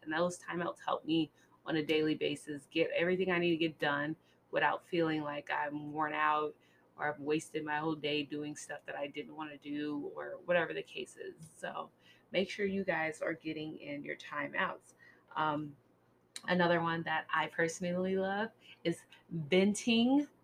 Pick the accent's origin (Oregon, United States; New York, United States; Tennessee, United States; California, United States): California, United States; as a Californian person